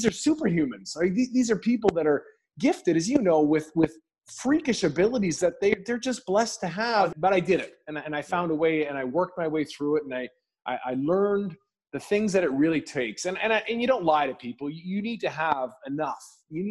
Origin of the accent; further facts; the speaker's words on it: just outside of Vancouver, British Columbia, Canada; I'm born and raised just outside of Vancouver in Canada